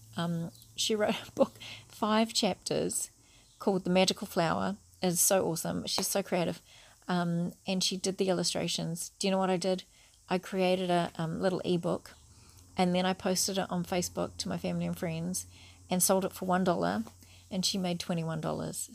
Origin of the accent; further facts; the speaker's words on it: New Zealand; I'm a Kiwi